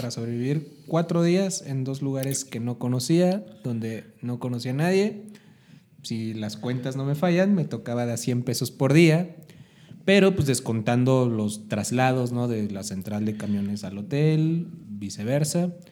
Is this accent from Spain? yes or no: no; Mexico City, Mexico; De, oye, es que vengo de la Ciudad de México y escribí esta canción que acaba de salir